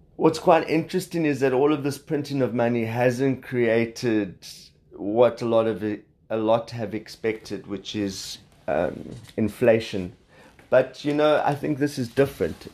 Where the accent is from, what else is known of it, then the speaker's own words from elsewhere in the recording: South Africa; accent: South African; you can hear I'm South African